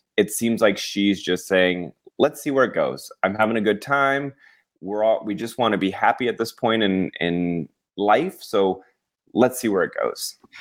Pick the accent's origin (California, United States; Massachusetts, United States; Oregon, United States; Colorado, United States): Colorado, United States; moved away; I'm from Colorado and we didn't have a lot of, like, celebrities roaming around